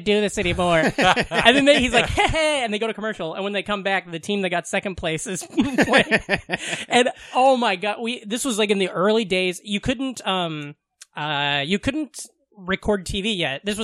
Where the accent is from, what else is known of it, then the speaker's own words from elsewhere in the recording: Iowa, United States; growing up in Iowa